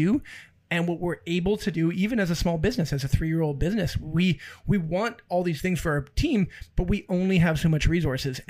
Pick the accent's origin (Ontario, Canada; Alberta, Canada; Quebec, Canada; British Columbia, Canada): British Columbia, Canada; Abbotsford; we're from Abbotsford